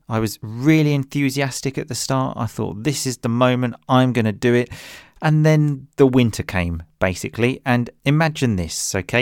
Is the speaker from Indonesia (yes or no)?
no; England, United Kingdom; now in Italy; I obviously grew up in English, I am English, but I now live in Italy